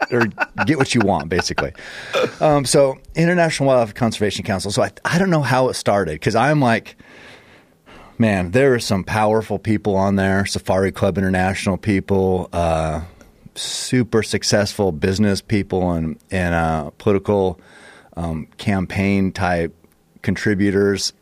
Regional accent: United States; we're from America

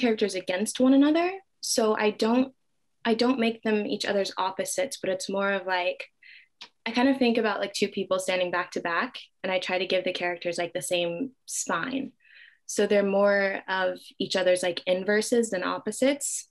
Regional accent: Dallas, Texas, United States; now in Brooklyn, United States; I am originally from Dallas, Texas

